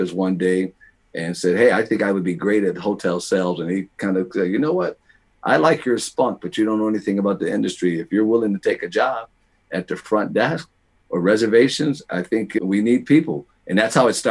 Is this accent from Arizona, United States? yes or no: no; Buffalo, New York, United States; moved away as an adult; now in Frankenmuth, United States; I am originally from Buffalo, New York, as I'm born and raised, and I have been in Frankenmuth since 1988